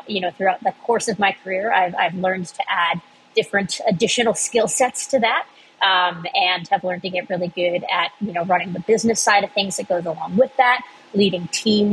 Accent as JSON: {"language": "English", "town": "Cincinnati", "region": "Ohio", "country": "United States", "tie": "born or raised there", "also_born_or_lived": "Boston", "moved": "as an adult", "said": "I grew up in Cincinnati, but went to college in Boston"}